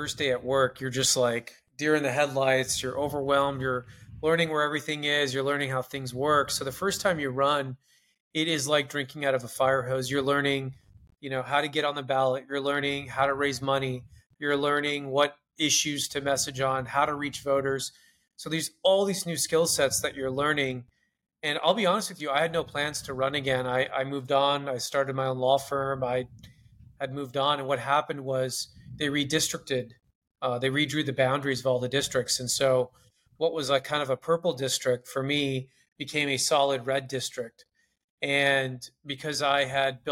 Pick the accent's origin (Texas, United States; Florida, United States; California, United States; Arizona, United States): California, United States; Corona; my hometown in Corona